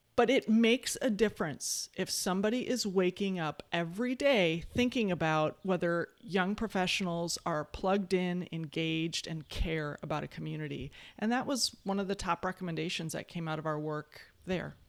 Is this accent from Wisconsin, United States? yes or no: yes; West Bend, Wisconsin, United States; now in Madison, United States; I come from, I was born in West Bend, Wisconsin, a small, very conservative town in Wisconsin